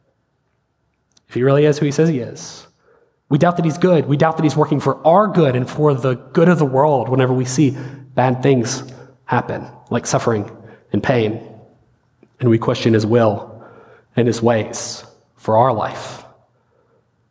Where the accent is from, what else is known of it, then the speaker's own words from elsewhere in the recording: the South, United States; we're from the South, been around church